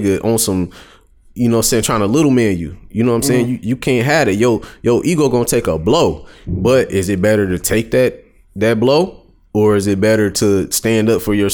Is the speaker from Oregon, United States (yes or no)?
no; Detroit, Michigan, United States; I'm from Detroit